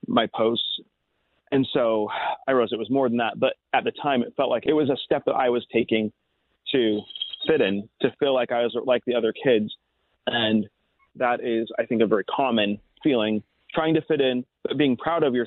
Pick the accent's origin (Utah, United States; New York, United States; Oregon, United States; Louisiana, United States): Utah, United States; my culture is Utah